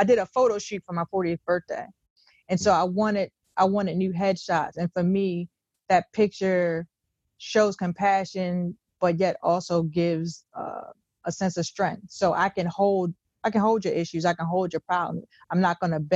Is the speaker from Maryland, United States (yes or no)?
yes; Cambridge, Maryland, United States; I'm from the Eastern Shore of Maryland, Cambridge, Maryland, Groove City.